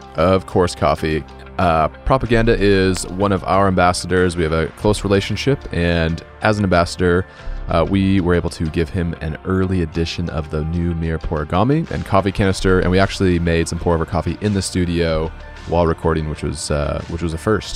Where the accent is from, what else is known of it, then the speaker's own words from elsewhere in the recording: Boise, Idaho, United States; now in Seattle, United States; I grew up in Boise, Idaho